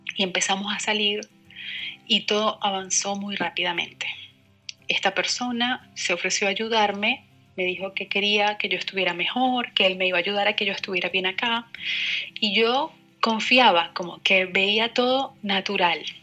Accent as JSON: {"language": "Spanish", "country": "Venezuela", "also_born_or_lived": "La Plata", "moved": "as an adult", "lives_now": "Buenos Aires, Argentina", "said": "soy venezolana, tengo cerca de 10 meses viviendo en Buenos Aires"}